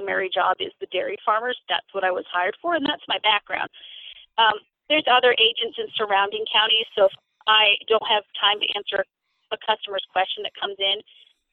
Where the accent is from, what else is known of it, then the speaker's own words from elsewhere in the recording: New Hampshire, United States; moved away as an adult; also born or lived in Kansas; now in Virginia, United States; When I first moved here, people were like, oh, where are you from? And I'd say New Hampshire.